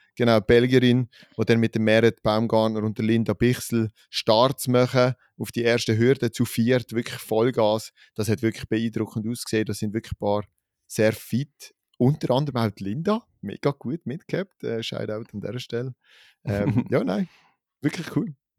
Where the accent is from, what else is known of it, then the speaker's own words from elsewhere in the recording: Switzerland; als Schweizer Gruppe